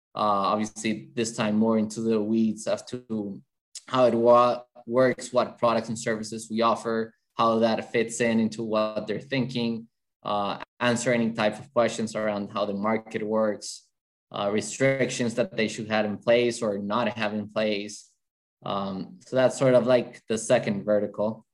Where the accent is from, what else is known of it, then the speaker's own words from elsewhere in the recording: Bogota, Bogotá Capital District, Colombia; English is a second language; so I'm originally from Colombia, in South America, from Bogota, the capital.